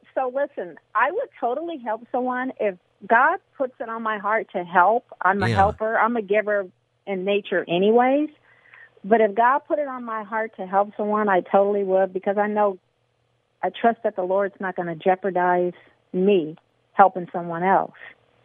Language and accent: English; Southern California, United States; I'm from Southern California, born and raised all my life, parents too.